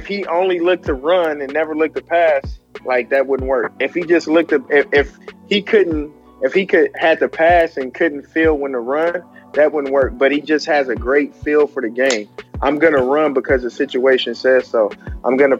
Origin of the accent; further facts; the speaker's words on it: Oklahoma, United States; moved away; I'm from Oklahoma originally